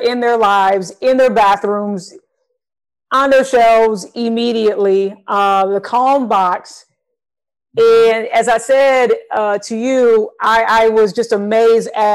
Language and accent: English; Michigan, United States; now in Texas, United States; I'm originally from Michigan. I'm here now in Texas.